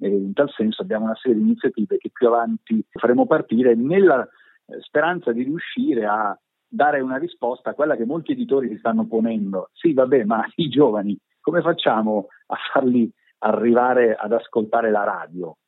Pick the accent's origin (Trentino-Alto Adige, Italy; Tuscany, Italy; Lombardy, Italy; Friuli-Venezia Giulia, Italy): Lombardy, Italy; province of Pavia; tutti arriviamo dalla, dalla provincia di Pavia, pure, pure Foderà è, è nativo della provincia di Pavia, che è la la terra dove sono nato anch'io.